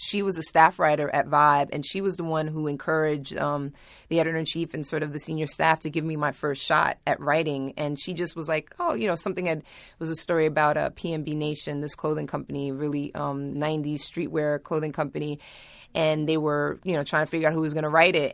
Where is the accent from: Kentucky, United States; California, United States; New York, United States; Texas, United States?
New York, United States; I grew up in Manhattan